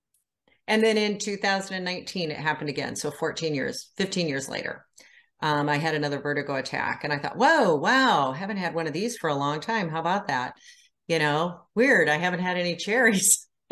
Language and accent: English; Iowa, United States; now in Indiana, United States; Well, I live in Indiana. I'm originally from Iowa. Moved around the country a lot and landed here.